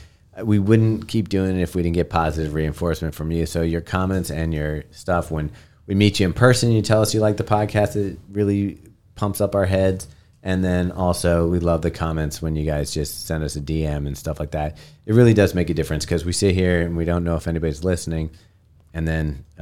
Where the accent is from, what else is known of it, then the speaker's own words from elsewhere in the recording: Australia; accent: Australian; It's a slightly different accent than my Australian accent.